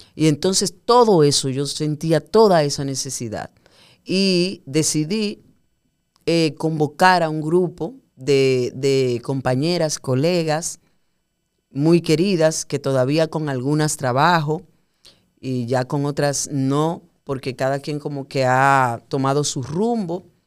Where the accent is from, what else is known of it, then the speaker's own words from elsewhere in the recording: Puerto Plata, Dominican Republic; moved away as an adult; now in Santo Domingo, Dominican Republic; yo soy de Puerto Plata. Eh, cuando yo terminé el bachillerato en Puerto Plata, yo decidí venir a estudiar a Santo Domingo publicidad